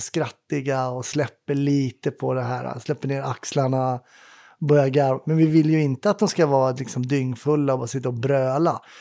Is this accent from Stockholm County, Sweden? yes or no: yes; Stockholm, Stockholm County, Sweden; när jag var ung i Kärrtorp